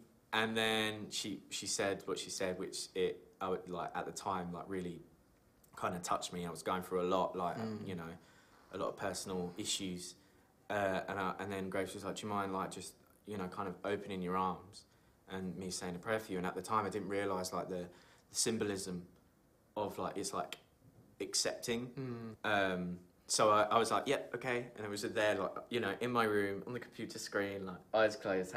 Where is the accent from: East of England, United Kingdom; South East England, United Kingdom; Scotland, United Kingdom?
East of England, United Kingdom; Huntingdon; I'm from Huntingdon.